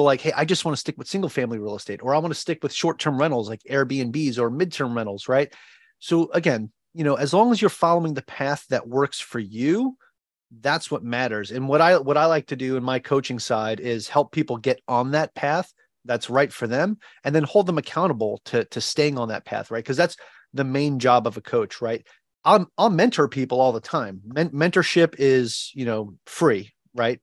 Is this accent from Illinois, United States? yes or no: no; Long Island, New York, United States; moved away as an adult; now in Ewa Beach, United States; I am originally from Long Island, New York.